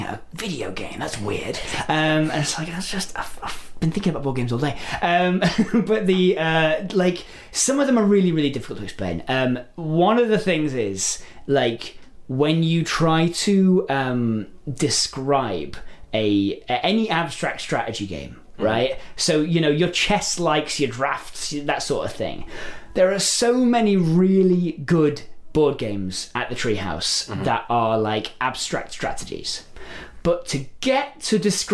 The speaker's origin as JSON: {"language": "English", "region": "England", "country": "United Kingdom", "said": "I'm English"}